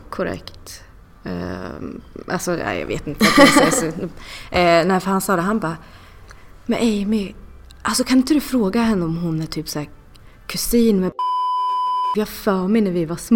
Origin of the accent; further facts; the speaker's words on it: Norrköping, Östergötland, Sweden; Jag är född i Norrköping.